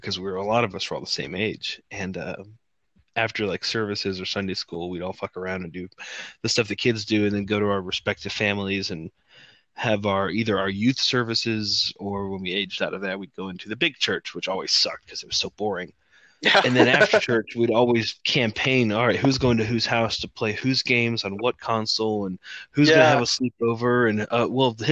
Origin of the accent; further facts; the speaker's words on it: Georgia, United States; also born or lived in Wisconsin; I moved to Georgia from Wisconsin.